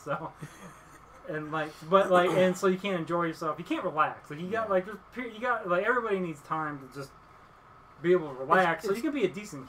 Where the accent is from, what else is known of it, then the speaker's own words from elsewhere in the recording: Dallas, Texas, United States; Yeah, I grew up in the Dallas-Fort Worth area. We moved, my family moved away and would come back a few times.